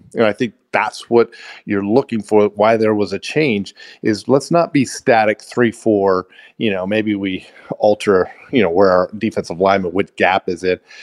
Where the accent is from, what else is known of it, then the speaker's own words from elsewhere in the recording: Kansas, United States; I grew up in Kansas